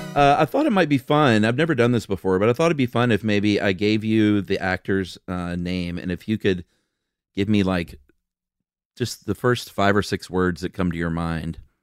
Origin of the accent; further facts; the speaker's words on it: Atlanta, Georgia, United States; moved away as an adult; also born or lived in Los Angeles; moved back to Atlanta to my original hometown together